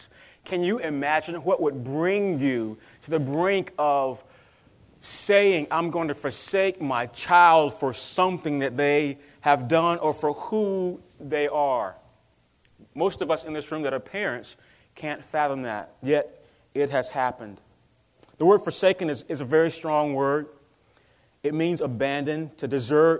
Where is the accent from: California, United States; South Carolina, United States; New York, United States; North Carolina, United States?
North Carolina, United States; I'm from North Carolina